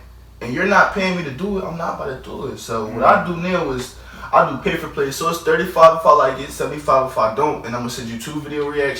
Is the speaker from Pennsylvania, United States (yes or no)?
yes; Philadelphia, Pennsylvania, United States; Yeah, oh, okay, I'm from Philly.